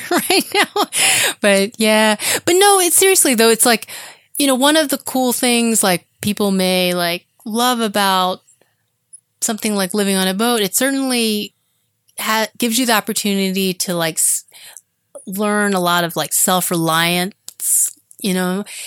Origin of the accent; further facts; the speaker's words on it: Florida, United States; Even though I grew up in Florida, we didn't live near the water